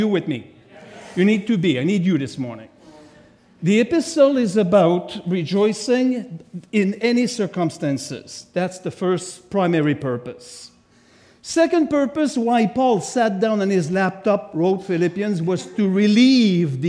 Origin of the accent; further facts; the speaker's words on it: Quebec, Canada; accent: French; English is a second language; I'm from Quebec, so of course I have a French accent